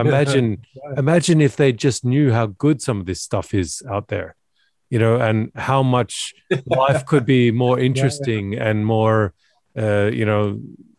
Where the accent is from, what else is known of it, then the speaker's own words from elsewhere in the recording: Australia; now in Norway; I grew up in Australia